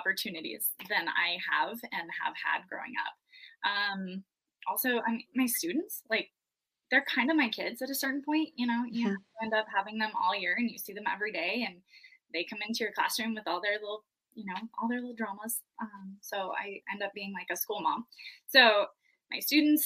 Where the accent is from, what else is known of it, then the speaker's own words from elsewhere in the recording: Montana, United States; moved away as an adult; also born or lived in Wyoming; Born and raised in Montana, moved to Wyoming after college